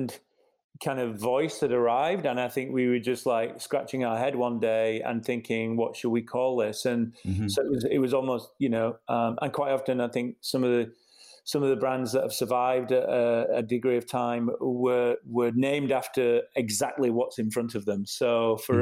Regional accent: Huddersfield, Yorkshire and the Humber, United Kingdom; accent: Yorkshire; moved away as an adult; now in United States; born and to a degree raised most of my, certainly my childhood and into the early part of my young adulthood in Huddersfield

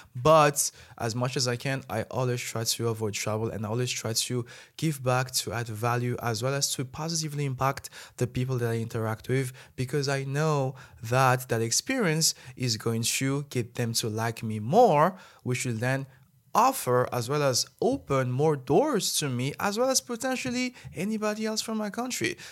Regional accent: Madagascar; moved away as an adult; now in China; as a Malagasy person

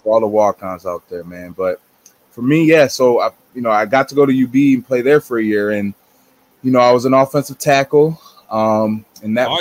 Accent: Lockport, New York, United States; Born and raised, you know, 45 minutes outside of uh, Orchard Park in uh, Lockport, New York

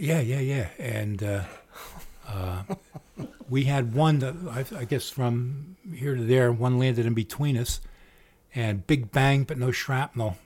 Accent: Trenton, New Jersey, United States; We're all from Tretton

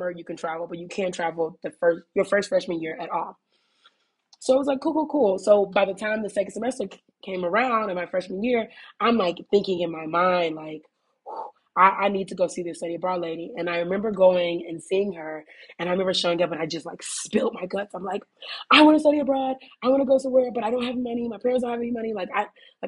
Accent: Indiana, United States; moved away as an adult; also born or lived in New York / Ho Chi Minh City, Vietnam / South Korea / Colombia; now in Guadalajara, Mexico; I'm originally from Indiana

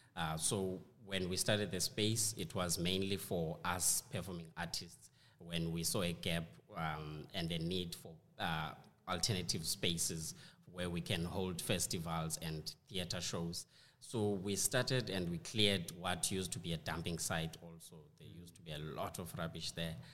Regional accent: South Africa; we in South Africa, we say awe.

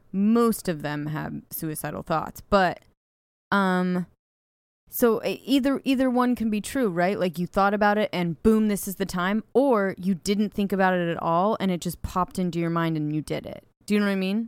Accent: Ojai, California, United States; my hometown of Ojai

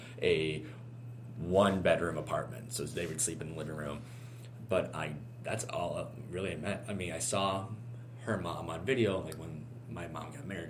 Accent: Evanston, Illinois, United States; I'm from Evanston, my dad's from Evanston, my mom's from Evanston.

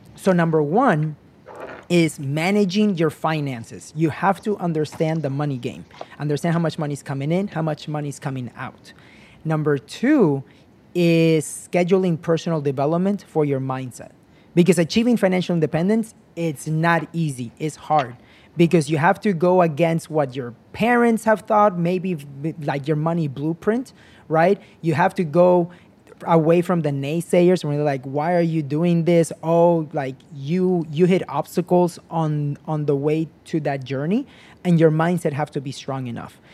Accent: United States; I came as a kid to the United States when I was nine years old

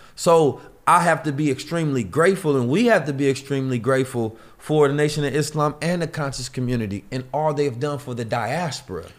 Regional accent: Oakland, California, United States; also born or lived in St. Louis, Missouri; I grew up in Oakland, California

